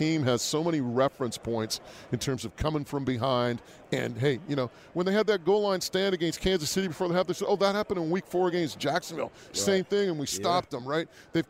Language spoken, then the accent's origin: English; New Westminster, British Columbia, Canada; my hometown of New Westminster